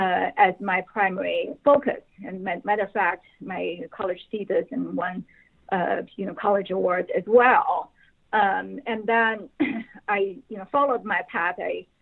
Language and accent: English; Beijing, China; moved away as an adult; now in United States; I was born and raised in Beijing and actually educated in Beijing as well.